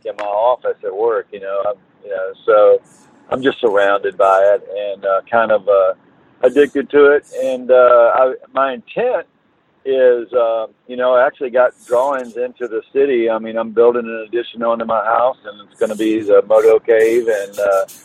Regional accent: United States; now in Virginia Beach, United States; I'm from Carolina, and live in Virginia Beach now

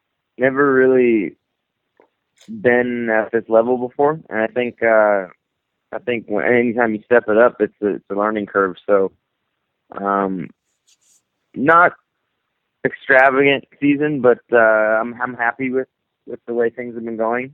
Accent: Minnesota, United States; I grew up in Minnesota

